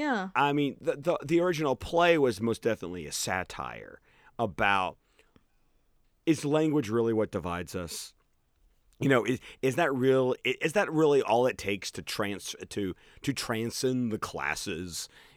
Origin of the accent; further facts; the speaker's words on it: Birmingham, Alabama, United States; you how many times people ask me where I'm from, and I'm like, Birmingham. And they're like, no, but where are you originally from? Birmingham. Oh, you don't sound Southern at all.